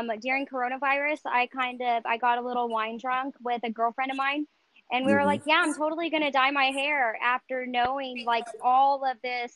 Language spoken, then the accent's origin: English; North Richland Hills, Texas, United States; I was born and raised in North Richland Hills